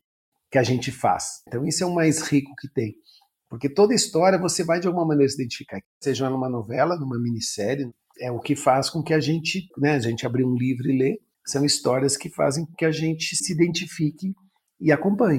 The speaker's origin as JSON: {"language": "Portuguese", "region": "Rio Grande do Sul", "country": "Brazil", "tie": "born or raised there", "also_born_or_lived": "São Paulo", "moved": "as an adult", "said": "eu sou gaúcho, tenho hoje 58 anos, sou jornalista. Até os 20 anos, 22, eu morei, até me formar a ser jornalista, eu morei no Sul"}